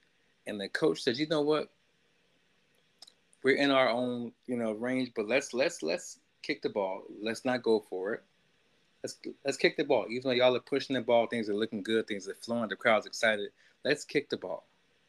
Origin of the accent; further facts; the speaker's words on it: Chicago, Illinois, United States; I am a person who hails from the windy city of Chicago. Great city. Being that I'm from Chicago and I'm a diehard Chicago sports fan